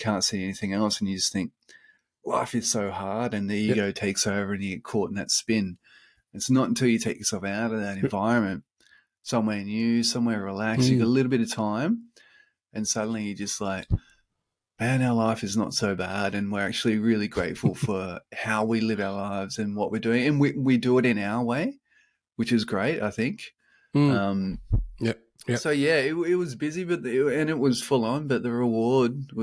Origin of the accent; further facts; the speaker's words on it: Sydney, New South Wales, Australia; moved away as an adult; now in Brisbane, Australia; it's my hometown